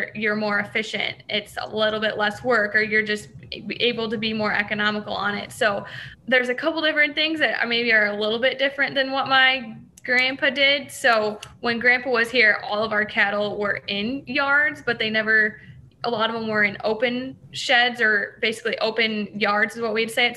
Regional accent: hometown near Kewanee, Illinois area, United States; also born or lived in Iowa; I was a beef feed sales intern at one of the co-ops that was like 40 minutes from my hometown

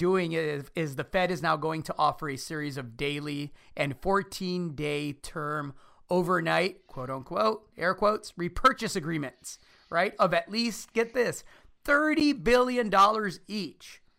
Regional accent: Chicago, Illinois, United States; I'm the son of immigrants. I grew up in Chicago

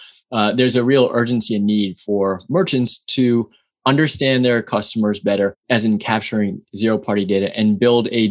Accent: New York City, New York, United States; also born or lived in San Francisco, California; now in Austin, United States; born and raised in New York City

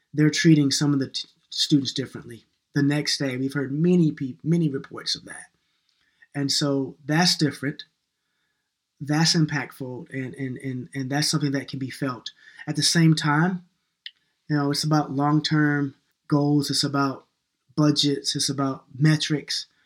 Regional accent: New York, United States; moved away; also born or lived in North Carolina / Minneapolis; I was born in New York and I'm kind of an urban kid sometimes

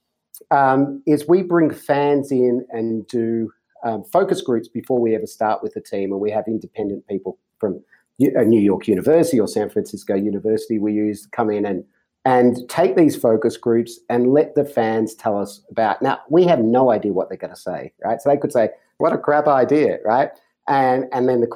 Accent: Australia; as an Australian and a passionate Australian

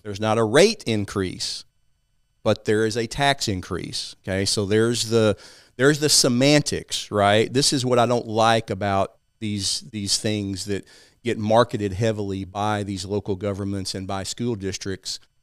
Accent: East Texas, United States; I grew up in a small town in East Texas, as you can tell by my accent.

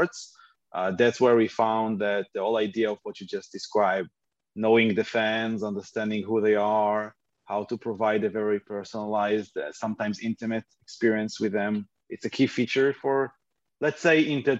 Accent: Haifa, Haifa District, Israel; I live in Haifa, born and raised in Haifa, Israel

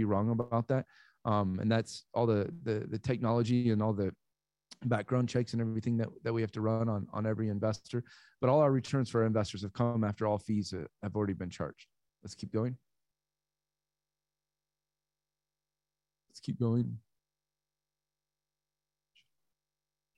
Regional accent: Iowa, United States; also born or lived in Texas / California; now in Florida, United States; I am from Iowa, born in Texas, grew up in Iowa, lived in California for 20 years, and I have lived in Florida since early this year

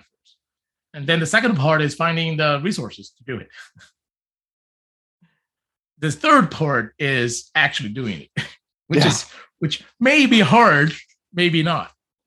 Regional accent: Brazil; also born or lived in California; now in Vancouver, Canada; I'm from Brazil. I've lived in California and now I live in Vancouver

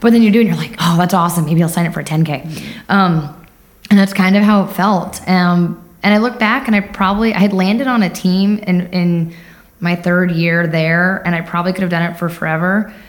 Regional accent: Lindenhurst, New York, United States; moved away as an adult; born and raised in New York on Long Island, uh, Lindenhurst, New York.

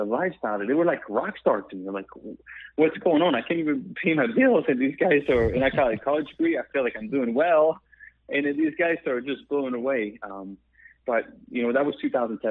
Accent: Quebec, Canada; accent: French Canadian; English is a second language; moved away as an adult; also born or lived in Pennsylvania, United States / Myrtle Beach, United States; now in United States; I'm from Canada, the French part. You hear my accent

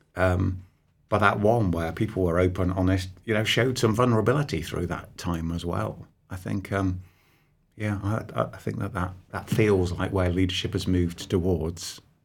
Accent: Nottingham, East Midlands, United Kingdom; I was born on Peel Street, so I'm, I'm sat here with you less than, I don't know, half a mile away from where I was actually born

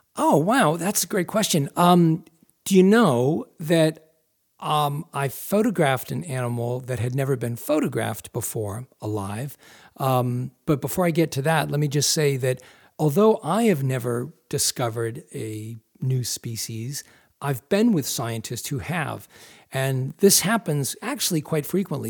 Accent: Massachusetts, United States; moved away as an adult; now in Maine, United States; I grew up in Massachusetts, but I moved to Maine almost five years ago

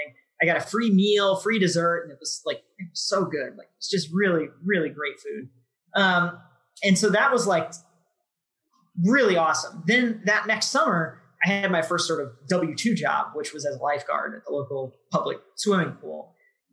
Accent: Jefferson City, Missouri, United States; So I grew up in Jeff City, Missouri, which is the capital of Missouri.

